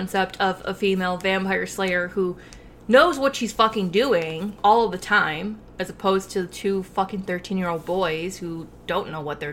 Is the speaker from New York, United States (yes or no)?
yes; Rochester, New York, United States; we're from Rochester, New York